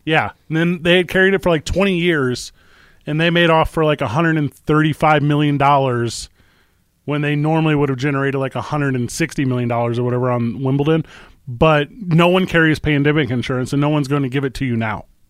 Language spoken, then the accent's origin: English; St. Louis, Missouri, United States; moved away; my hometown of Saint Louis, Missouri